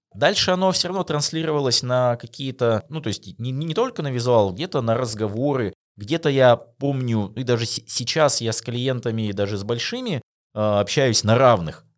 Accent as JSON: {"language": "Russian", "country": "Russia", "said": "наша диджитал-индустрия в России"}